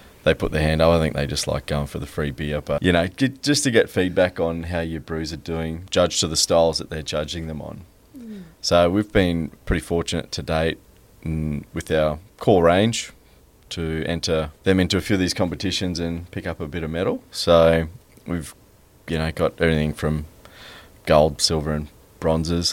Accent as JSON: {"language": "English", "town": "Brisbane", "region": "Queensland", "country": "Australia", "tie": "born or raised there", "also_born_or_lived": "Sunshine Coast", "said": "we grew up in Brisbane, in the north side of Brizzy."}